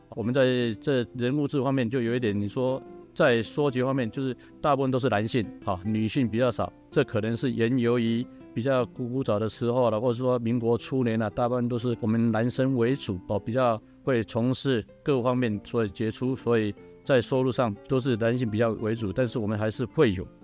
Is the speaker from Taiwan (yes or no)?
yes; Qimei, Penghu County, Taiwan; 我是七美香长